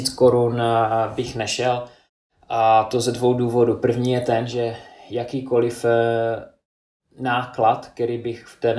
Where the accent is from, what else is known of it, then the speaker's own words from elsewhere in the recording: United Kingdom; now in Czech Republic; Já jsem z Británie